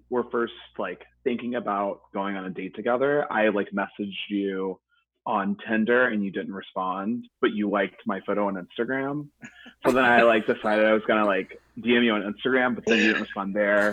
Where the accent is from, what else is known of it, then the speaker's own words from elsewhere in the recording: Jacksonville, Florida, United States; moved away as an adult; now in New York, United States; I'm from Jacksonville, Florida originally, but I moved here in 2018